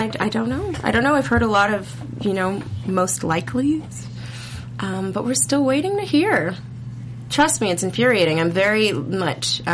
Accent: Canada; also born or lived in Toronto; I'm Canadian

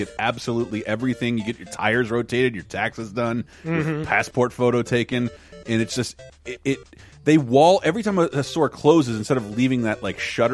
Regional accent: Florida, United States; growing up in Florida

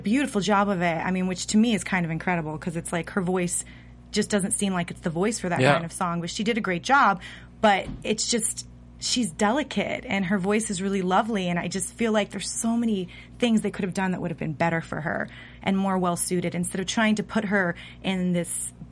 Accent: the South, United States; I'm from the South.

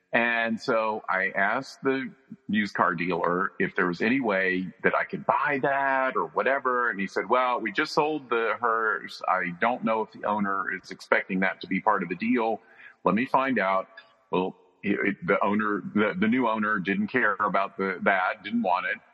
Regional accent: North Carolina, United States; I grew up in North Carolina

